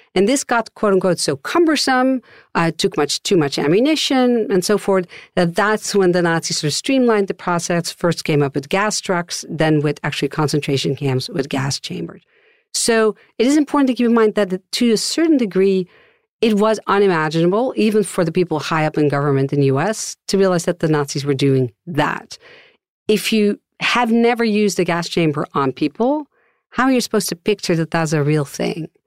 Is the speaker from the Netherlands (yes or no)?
yes; Netherlands; my Dutch passport